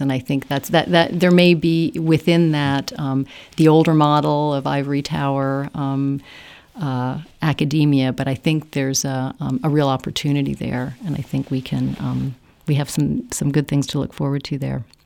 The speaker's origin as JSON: {"language": "English", "country": "United States", "tie": "born or raised there", "moved": "as an adult", "lives_now": "Ireland", "said": "growing up as an American and being, um, a humanist in the United States."}